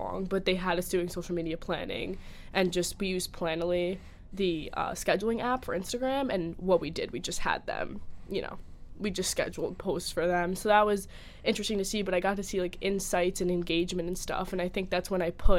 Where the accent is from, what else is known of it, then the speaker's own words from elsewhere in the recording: New Jersey, United States; I'm from New Jersey